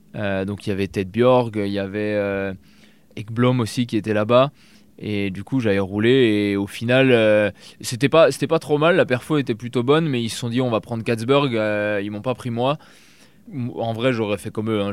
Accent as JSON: {"language": "French", "area": "Alsace", "region": "Grand Est", "country": "France", "tie": "born or raised there", "moved": "as an adult", "said": "j'habitais en Alsace à la base. Euh, j'ai déménagé à 2 heures, deux heures euh, de, ma ville natale où j'ai tous mes potes"}